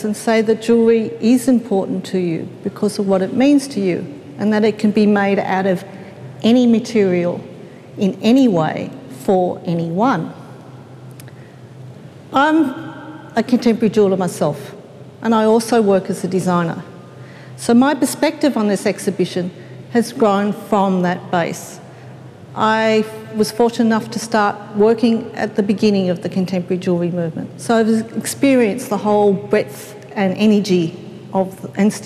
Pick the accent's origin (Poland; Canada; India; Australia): Australia; Melbourne, Victoria; I come from Melbourne